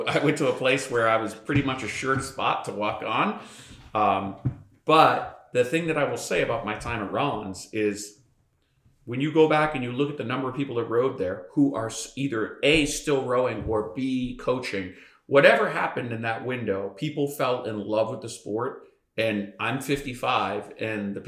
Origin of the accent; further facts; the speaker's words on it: Boston, Massachusetts, United States; I grew up in Boston